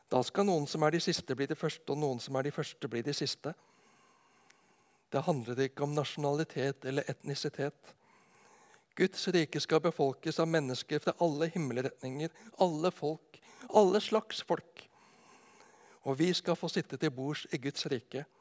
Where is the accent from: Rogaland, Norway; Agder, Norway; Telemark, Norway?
Agder, Norway; Arendal; moved away as an adult; also born or lived in Ås; Når jeg blir spurt hvor jeg kommer ifra, så holder det ikke å si at jeg kommer ifra Nedenes vest for Arendal, hvor jeg bodde fra jeg var åtte til jeg flytta ut til Oslo for å studere.